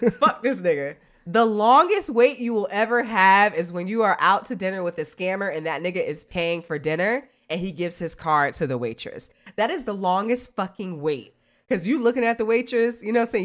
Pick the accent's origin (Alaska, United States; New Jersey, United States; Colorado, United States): New Jersey, United States; moved away; I'm from Jersey, I'm from up north